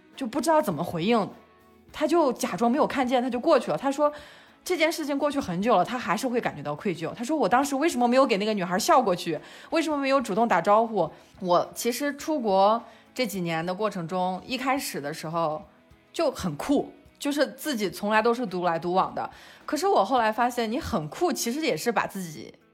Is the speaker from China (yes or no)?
yes; China; moved away; also born or lived in London; 我们中国人